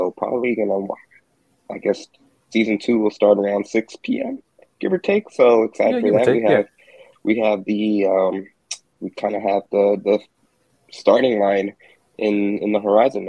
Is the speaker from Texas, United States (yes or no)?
yes; Houston, Texas, United States; Houston, H-Town.